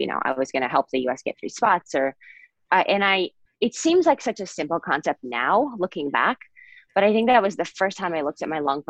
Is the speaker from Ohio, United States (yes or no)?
yes; Bowling Green, Ohio, United States; I'm from Bowling Green, Ohio